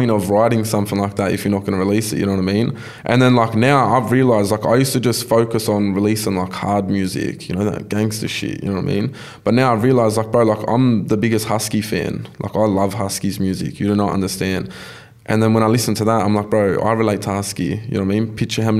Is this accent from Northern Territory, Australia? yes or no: no; Campbelltown, New South Wales, Australia; also born or lived in Macquarie Fields; I'm from Campbelltown